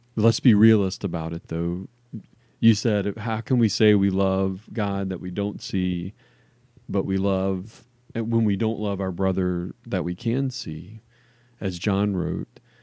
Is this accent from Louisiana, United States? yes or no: yes; New Orleans, Louisiana, United States; moved away; I grew up in New Orleans